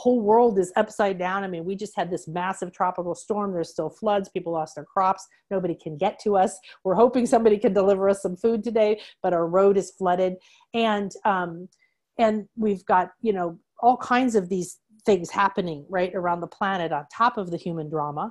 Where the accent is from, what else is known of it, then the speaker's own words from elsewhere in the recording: Chicago, Illinois, United States; I was raised in the Midwest in Chicago by a banker and a nurse